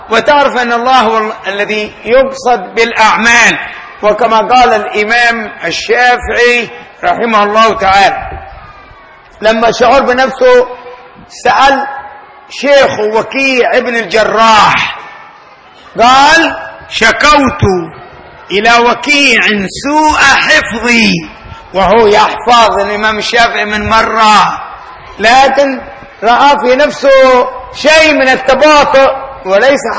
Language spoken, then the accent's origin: Arabic; Tarim, Hadramawt, Yemen; مدينتي انا انا من تريم المدينه تريم في حضرموت